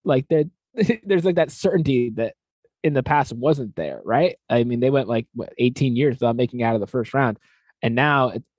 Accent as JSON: {"language": "English", "region": "Connecticut", "country": "United States", "tie": "born or raised there", "moved": "yes", "said": "I grew up in Connecticut, like, big college basketball state"}